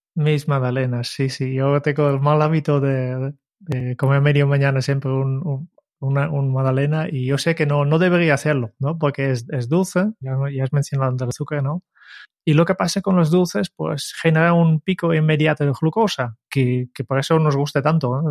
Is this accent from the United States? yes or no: no; Netherlands; moved away; soy holandés